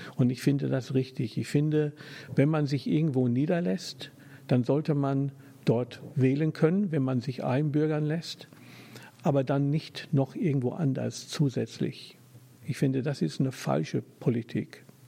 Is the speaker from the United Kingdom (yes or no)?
yes; England, United Kingdom; German is a second language; moved away as an adult; also born or lived in Germany; now in Hamburg, Germany; ich bin geborener Engländer ja, ich bin nicht nur Brite, ich bin Engländer